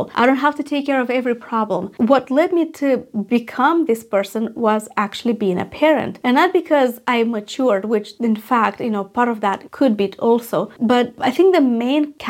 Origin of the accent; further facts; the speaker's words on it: Moldova; moved away; I was in my home country in Moldova